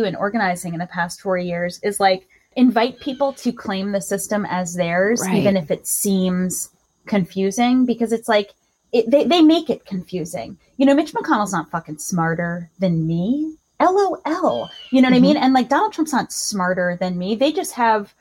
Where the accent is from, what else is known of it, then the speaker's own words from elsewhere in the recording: Long Island, New York, United States; I grew up on Long Island